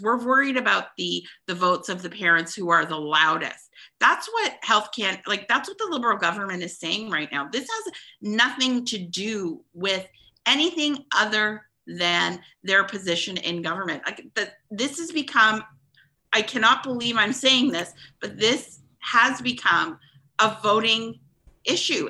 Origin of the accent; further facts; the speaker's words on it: Ontario, Canada; I'm from Ontario